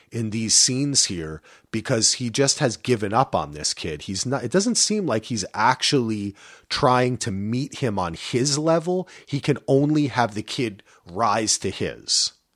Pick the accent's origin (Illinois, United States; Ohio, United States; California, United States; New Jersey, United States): New Jersey, United States; I'm from Jersey